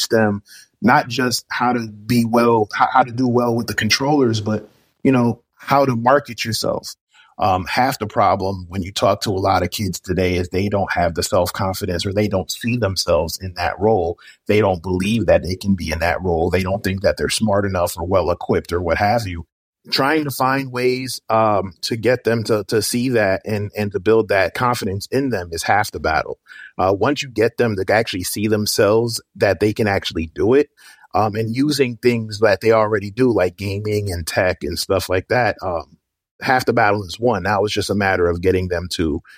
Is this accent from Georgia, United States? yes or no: yes; Suwanee, Georgia, United States; I am from Sewanee, Georgia